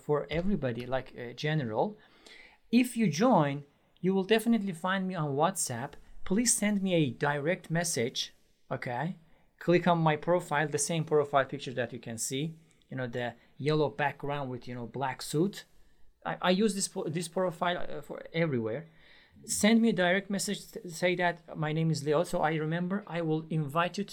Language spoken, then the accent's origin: English; Iran; English is a second language; moved away as an adult; now in Istanbul, Turkey; I am originally from Iran. But I live in Istanbul, Turkey